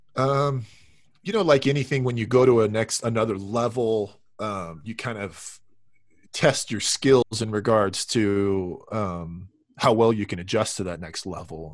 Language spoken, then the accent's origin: English; Southern California, United States; I grew up in Southern California